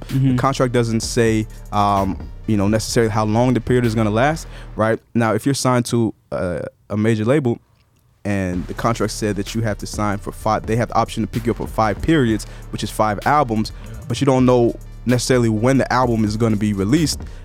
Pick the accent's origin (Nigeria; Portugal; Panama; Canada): Nigeria; moved away; I'm Nigerian by birth